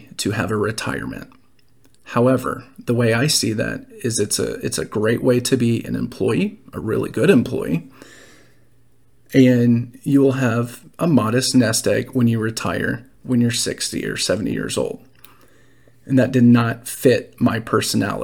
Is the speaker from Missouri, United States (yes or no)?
no; Dallas, Texas, United States; moved away as an adult; also born or lived in Nashville, Tennessee; I was raised in Dallas, Texas, and moved away for college. After college, I moved to Nashville